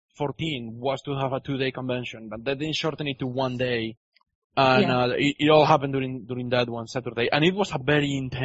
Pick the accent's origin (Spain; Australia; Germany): Spain; southern Spain; moved away; me coming from Spain, the south